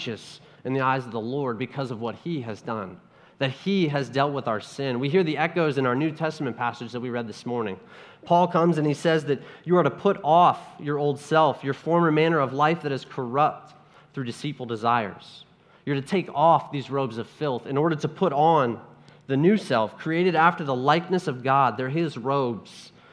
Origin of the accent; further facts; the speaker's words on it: Ohio, United States; I'm from Ohio, and if you don't know much about Ohio, there's not much there